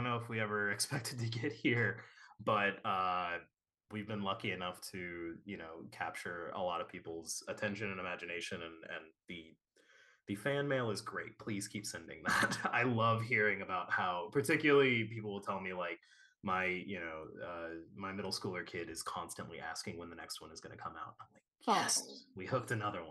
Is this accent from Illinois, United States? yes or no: yes; Chicago, Illinois, United States; I'm from Chicago.